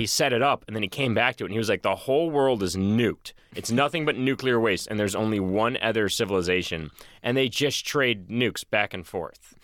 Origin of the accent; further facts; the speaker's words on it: Boston, Massachusetts, United States; I'm from Boston